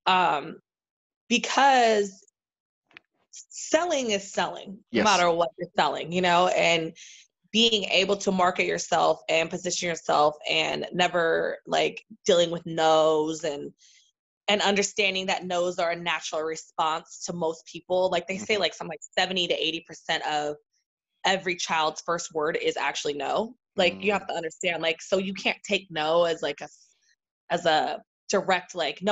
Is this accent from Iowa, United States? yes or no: no; San Diego, California, United States; moved away as an adult; I am from San Diego, California